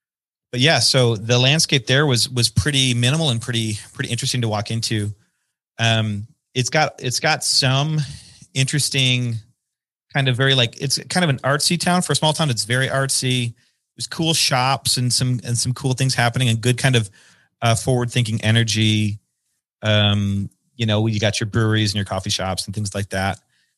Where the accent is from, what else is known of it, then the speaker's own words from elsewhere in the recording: Burlington, Wisconsin, United States; I've been in Burlington, Wisconsin, which is my hometown in Southeastern Wisconsin, kind of a small, I call it a suburban town, of a little over 10,000 people